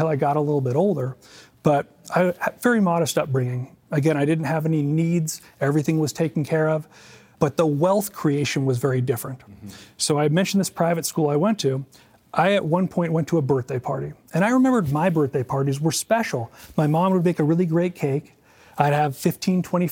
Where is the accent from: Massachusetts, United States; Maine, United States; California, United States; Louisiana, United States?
California, United States; San Diego; born and raised in Southern California, more specifically in San Diego.